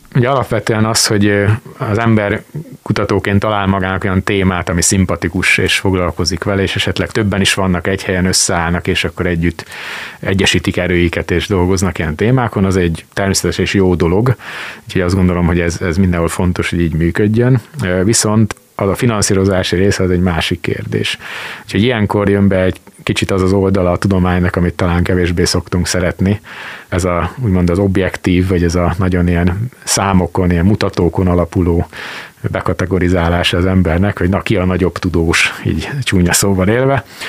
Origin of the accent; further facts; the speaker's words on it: Sopron, Győr-Moson-Sopron, Hungary; now in Szeged, Hungary; Az egyik szülővárosomról, Sopronról